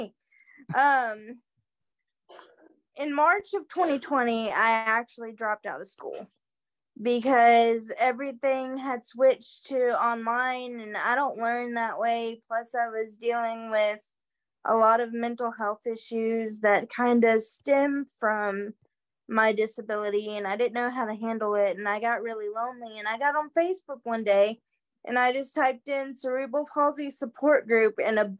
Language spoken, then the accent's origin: English; Murray, Kentucky, United States; I'm from Murray, Kentucky